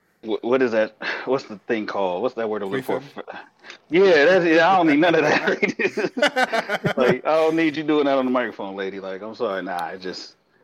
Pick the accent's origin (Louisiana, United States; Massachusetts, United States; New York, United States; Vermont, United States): Louisiana, United States; now in Colorado, United States; I'm originally from Louisiana. I just lived in Colorado for a long time.